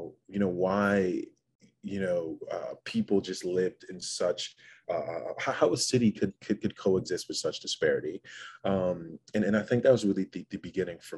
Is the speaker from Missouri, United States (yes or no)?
no; West Hartford, Connecticut, United States; also born or lived in Chicago, Illinois / Aba, Nigeria; We moved to Hartford, Connecticut first, and then subsequently moved to West Hartford, Connecticut